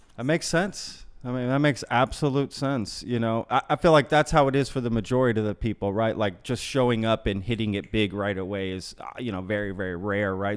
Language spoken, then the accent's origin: English; Grapevine, Texas, United States; also born or lived in Austin, Texas; Grapevine, Colleyville.